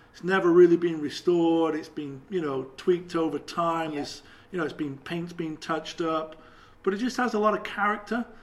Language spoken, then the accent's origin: English; England, United Kingdom; being English